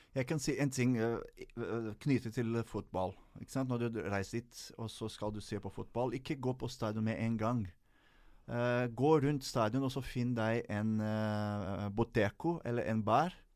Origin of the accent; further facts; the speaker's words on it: Rio de Janeiro, Brazil; now in Norway; jeg kom fra Rio de Janeiro